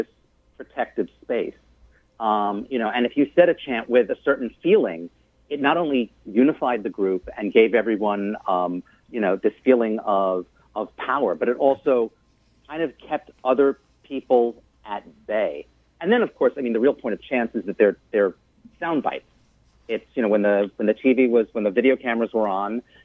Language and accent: English; Long Island, New York, United States; I'm a Jewish kid growing up in Long Island